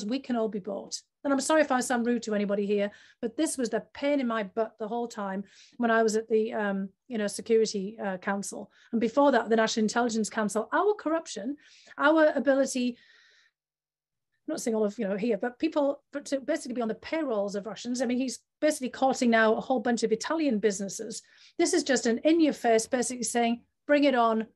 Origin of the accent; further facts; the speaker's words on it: the north of England, United Kingdom; my hometown in the north of England